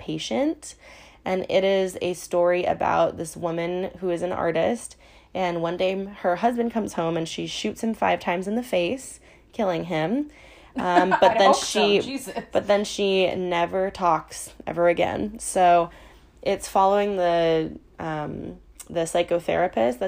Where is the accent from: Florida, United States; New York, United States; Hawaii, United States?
Hawaii, United States; our childhood growing up in Hawaii